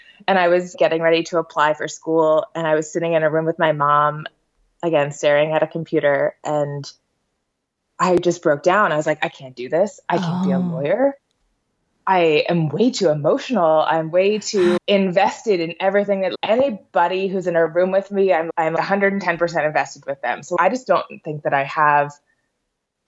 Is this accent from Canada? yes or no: yes; St. Thomas, Ontario, Canada; now in Edmonton, Canada; I grew up in St. Thomas, Ontario, which is a smallish city, 30,000